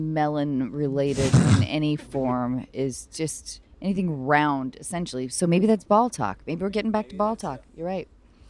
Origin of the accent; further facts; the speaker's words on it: Washington, United States; From my home state of Washington.